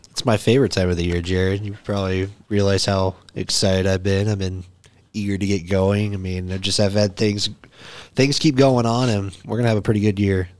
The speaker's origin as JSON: {"language": "English", "town": "Cody", "region": "Wyoming", "country": "United States", "moved": "yes", "said": "I'm from Cody"}